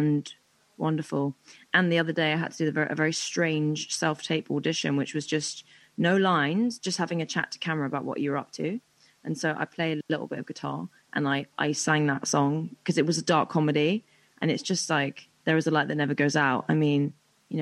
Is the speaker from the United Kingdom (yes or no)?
yes; London, United Kingdom; if I'm a Londoner